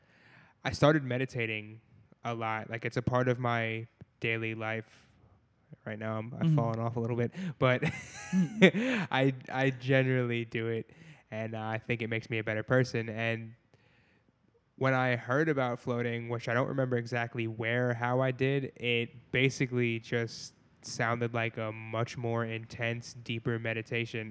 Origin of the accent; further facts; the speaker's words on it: New York, United States; now in Pittsburgh, United States; I'm initially from New York